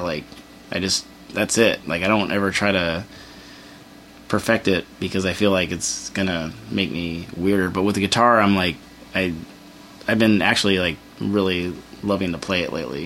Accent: Torrance, California, United States; now in San Pedro, United States; I grew up in Torrance

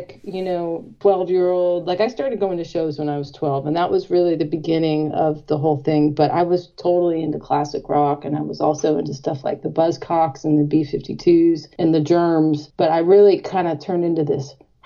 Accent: Bay Area, California, United States; my sister and I grew up in the Bay Area

